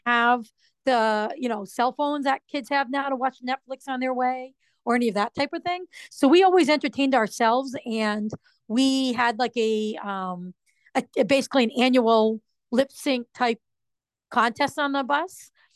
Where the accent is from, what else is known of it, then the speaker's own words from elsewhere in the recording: Rhode Island, United States; moved away as an adult; also born or lived in Massachusetts; I'm not from Massachusetts. I was from Rhode Island